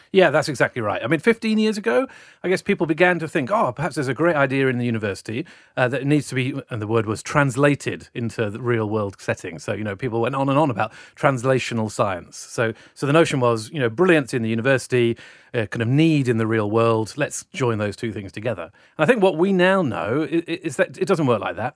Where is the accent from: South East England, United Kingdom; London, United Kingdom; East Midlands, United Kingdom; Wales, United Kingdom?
Wales, United Kingdom; South; now in Sydney, Australia; I was brought up in South Wales in the, uh, late nineteen seventies and nineteen eighties